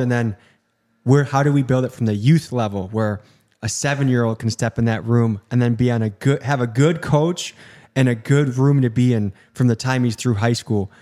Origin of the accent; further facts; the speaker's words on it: Illinois, United States; moved away; I grew up in Illinois